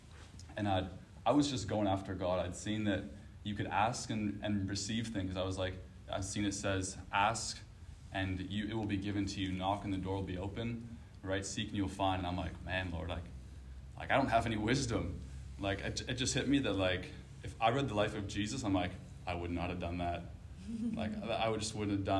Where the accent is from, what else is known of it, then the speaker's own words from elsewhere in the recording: Canada; moved away; I'm from Canada